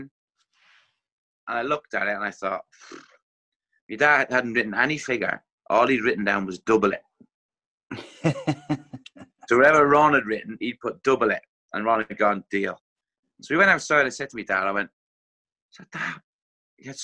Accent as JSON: {"language": "English", "country": "Ireland", "moved": "yes", "said": "obviously being Irish as well"}